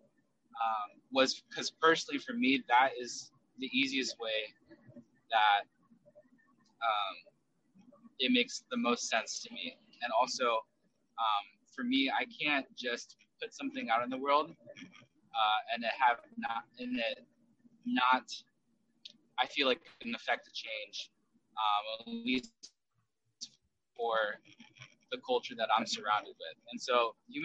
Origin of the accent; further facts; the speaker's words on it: United States; also born or lived in South Korea / Southern California; I did grow up in South Korea with my biological mom and was adopted at the age of 5. And we were separated for a long time. So when I grew up in America, I grew up here in America starting at the age of 5